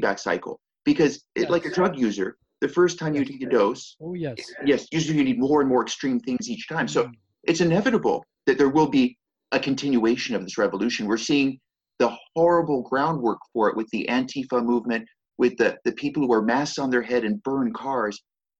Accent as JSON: {"language": "English", "country": "United States", "said": "I speak as an American"}